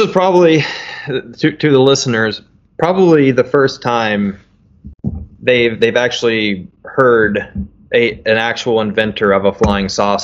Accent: Metropolis, Illinois, United States; my hometown, little old metropolis, Illinois

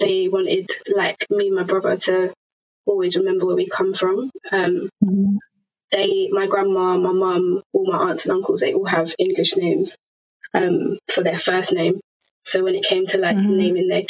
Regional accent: Zambia; But to put a label on it, yeah, Zambia is where I'm from.

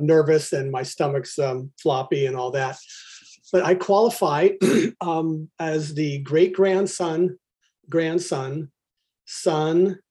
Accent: Albany, California, United States; I was born right near Berkeley, California, in Albany, nondescript town to rather nondescript people

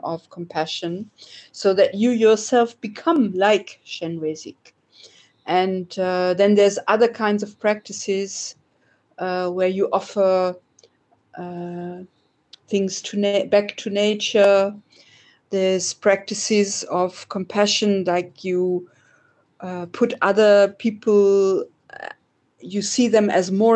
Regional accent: Oldenburg, Lower Saxony, Germany; I was born in Oldenburg, which is in the north of Germany, quite near the Dutch border

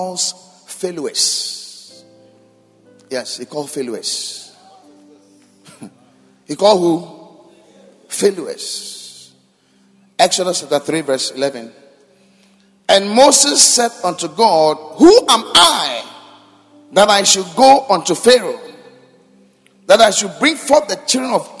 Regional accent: Accra, Greater Accra, Ghana; I grew up in Kaneshi

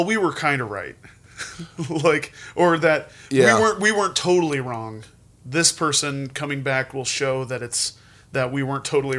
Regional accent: Helena, Montana, United States; now in Missoula, United States; I grew up in Helena. Because that's where I spent most of my life.

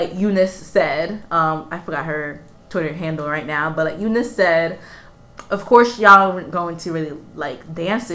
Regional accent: Honduras; first language Spanish; English is a second language; I am from Honduras

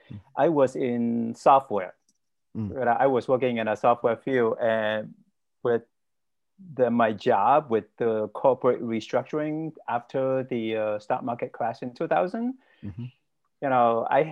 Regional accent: Vietnam; moved away as an adult; also born or lived in Cleveland, Ohio; now in United States; I was born and raised in Vietnam, and ethnically, I'm Chinese

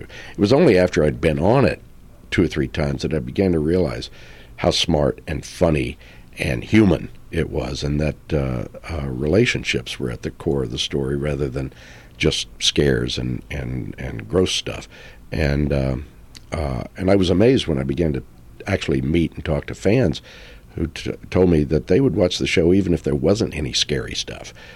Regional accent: Texas, United States; I grew up in Texas

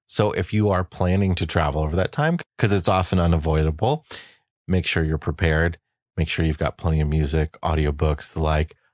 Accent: United States; moved away; we come to you from the Quad Cities, as it's affectionately called, my hometown area.

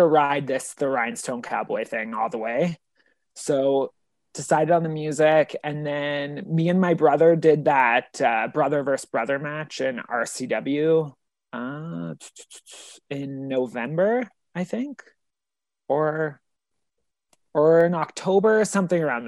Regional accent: Alberta, Canada; I'm like from Alberta

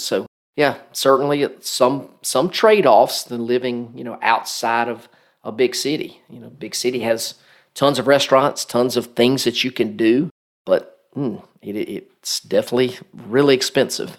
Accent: Macon, Georgia, United States; also born or lived in Marietta, Georgia; my hometown of, of Macon, Georgia

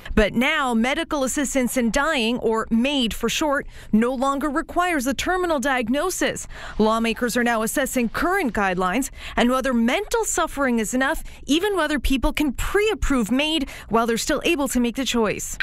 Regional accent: Canada; being a Canadian

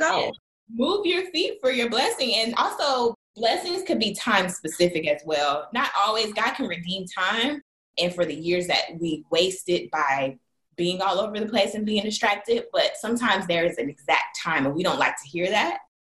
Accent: Jacksonville, Florida, United States; also born or lived in Los Angeles; now in Charlotte, United States; I'm from Jacksonville, Florida, but currently I live in Charlotte, North Carolina.

